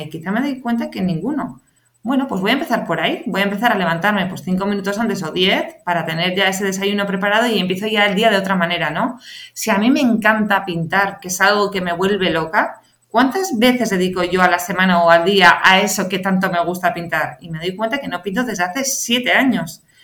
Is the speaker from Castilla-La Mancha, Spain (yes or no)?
no; San Sebastián, Basque Country, Spain; moved away as an adult; also born or lived in Madrid; yo soy de Donosti, me vine a Madrid